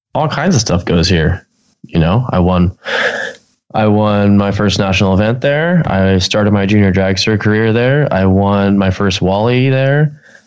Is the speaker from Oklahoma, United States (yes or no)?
no; Pomona, California, United States; being my hometown